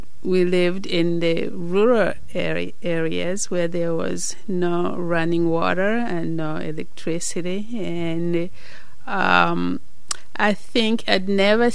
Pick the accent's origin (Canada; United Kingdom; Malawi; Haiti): Malawi; moved away as an adult; now in United States; I was born in Malawi.